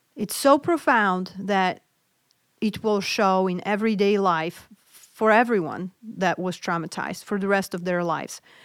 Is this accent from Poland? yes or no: yes; Poland; moved away; I grew up in Poland